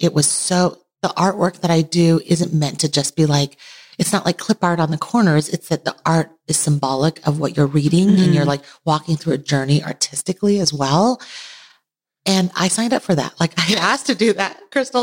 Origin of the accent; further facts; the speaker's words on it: Taiwan; now in United States; I was born in Taiwan, immigrated to the U.S., lived between two cultures